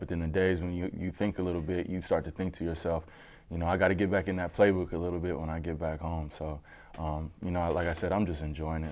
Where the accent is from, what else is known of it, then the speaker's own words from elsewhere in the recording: Denver, Colorado, United States; moved away; I'm from Denver